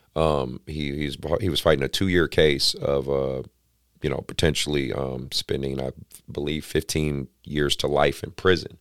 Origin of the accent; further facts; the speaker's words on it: Oakland, California, United States; I grew up in Oakland.